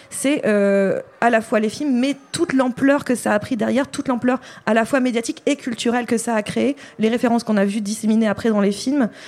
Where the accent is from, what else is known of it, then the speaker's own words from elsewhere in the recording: the North, France; je viens du Nord.